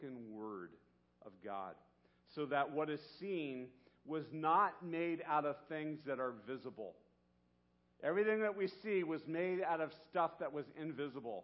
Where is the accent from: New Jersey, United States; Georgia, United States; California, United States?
California, United States; Santa Barbara; When I was 13 years old growing up in Santa Barbara